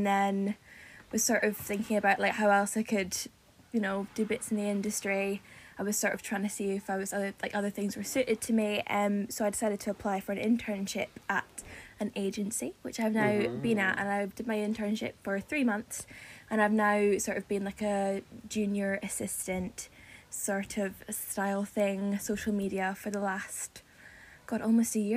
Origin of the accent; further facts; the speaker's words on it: Edinburgh, Scotland, United Kingdom; moved away as an adult; now in London, United Kingdom; I'm 24 and I am from Edinburgh. I moved down south when I was 18